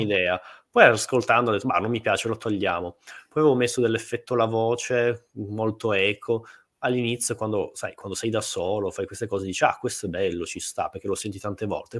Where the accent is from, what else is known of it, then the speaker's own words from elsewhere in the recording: Turin, Piedmont, Italy; io sono di Torino.